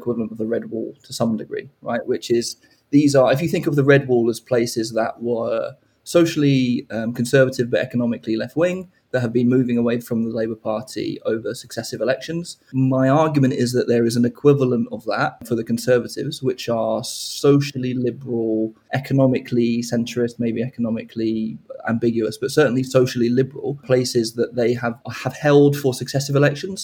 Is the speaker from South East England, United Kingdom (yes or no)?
yes; Hove, South East England, United Kingdom; I grew up in Hove